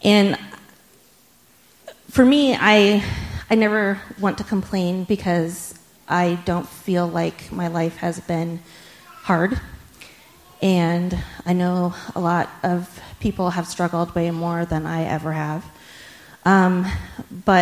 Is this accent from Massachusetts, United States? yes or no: no; just outside Sacramento, California, United States; where we lived, just outside Sacramento, California